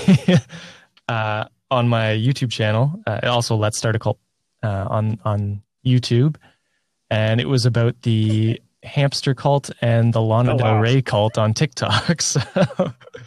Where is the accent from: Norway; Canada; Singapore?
Canada; I'm not an American, but as a fellow Canadian